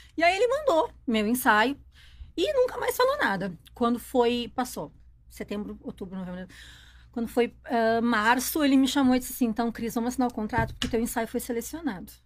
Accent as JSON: {"language": "Portuguese", "town": "Novo Hamburgo", "region": "Rio Grande do Sul", "country": "Brazil", "tie": "born or raised there", "also_born_or_lived": "Porto Alegre", "said": "Nasci numa cidade que se chama Novo Hamburgo"}